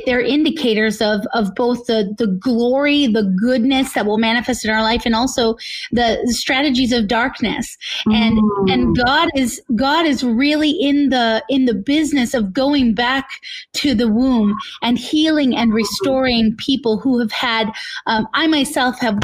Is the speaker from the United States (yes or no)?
yes; northern Minnesota, United States; also born or lived in California; I was born in California, and we moved to northern Minnesota to be near my grandparents